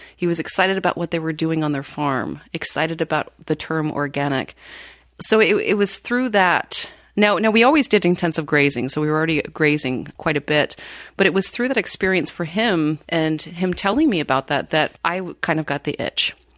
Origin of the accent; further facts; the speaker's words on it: Washington, United States; now in Wisconsin, United States; I grew up in Washington State on a dairy farm.